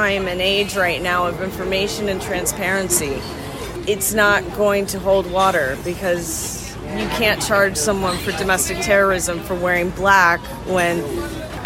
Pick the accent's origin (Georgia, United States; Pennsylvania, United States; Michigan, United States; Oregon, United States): Georgia, United States; Atlanta; also born or lived in Nashville, Tennessee; I was born in Atlanta, Georgia. I grew up between Atlanta and Nashville, Tennessee